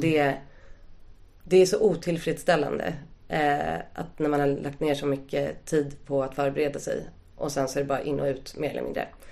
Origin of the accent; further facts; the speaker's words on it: Stockholm, Stockholm County, Sweden; Jag är uppvuxen på Östermalm